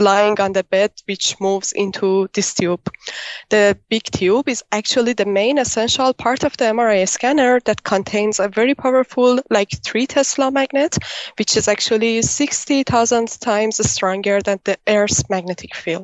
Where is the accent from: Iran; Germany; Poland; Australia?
Iran; now in Antwerp, Belgium; I'm originally from Iran, but now I'm doing my PhD in the University of Antwerp in Belgium